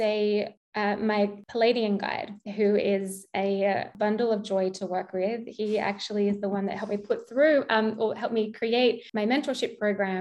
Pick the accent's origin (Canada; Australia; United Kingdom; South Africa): Australia; accent: Australian; my Australian accent